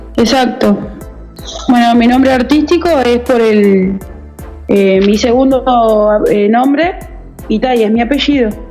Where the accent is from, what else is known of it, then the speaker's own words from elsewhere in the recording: Uruguay; soy eh, natural de Uruguay